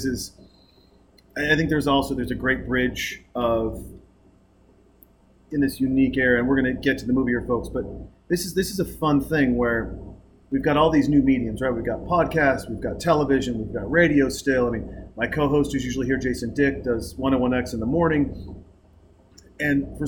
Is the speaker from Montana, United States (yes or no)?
yes; Montana, United States; I grew up in Montana